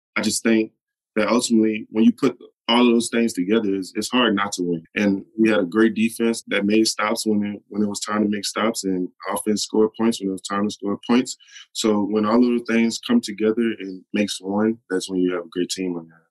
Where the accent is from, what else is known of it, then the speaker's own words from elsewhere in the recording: New Orleans, Louisiana, United States; I'm from New Orleans. You know, I never lived anywhere else